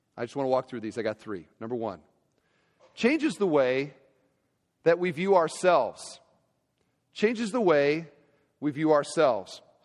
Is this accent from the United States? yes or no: yes; Iowa, United States; moved away; Iowa, my home state.